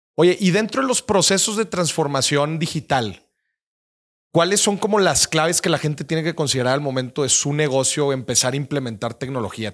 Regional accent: Nuevo León, Mexico; mi tierra, eh, Nuevo León

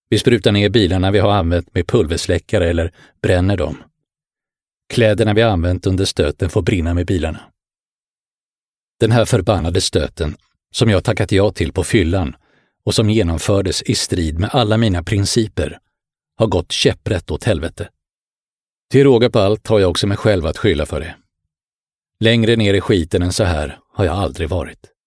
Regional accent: Bro, Stockholm County, Sweden; also born or lived in Helsinki, Finland; jag föddes i Helsingfors. Min pappa var företagare och vi bodde på Brändö. Efter pappas död flyttade jag med min mamma och storebror till Stockholmsförorten Bro på min sexårsdag.

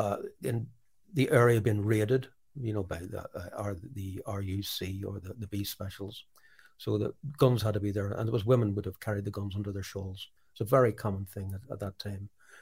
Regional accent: England, United Kingdom; also born or lived in Belfast; even growing up in England, I was very conscious of that, who I was. I was Irish. Felt a bit strange in England.

